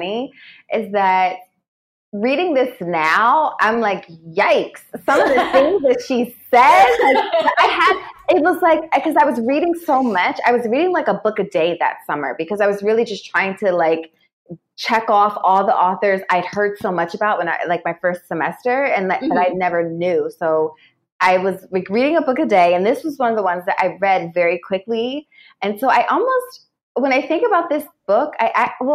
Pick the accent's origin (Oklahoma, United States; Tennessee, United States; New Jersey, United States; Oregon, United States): New Jersey, United States; moved away as an adult; also born or lived in New York; I'm from New Jersey